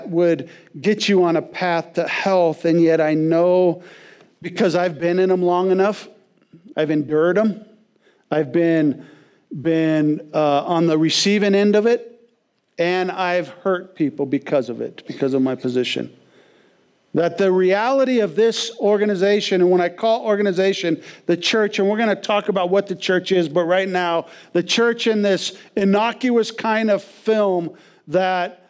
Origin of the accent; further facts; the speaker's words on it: West Coast, United States; moved away as an adult; growing up on the West Coast